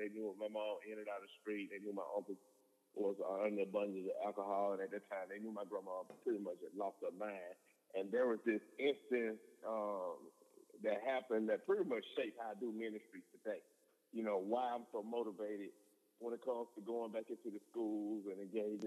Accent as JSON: {"language": "English", "town": "Linden", "region": "Alabama", "country": "United States", "also_born_or_lived": "Montgomery, Alabama", "said": "I'm from Linden, Alabama. It's a small town about 2 hours west of Montgomery, Alabama"}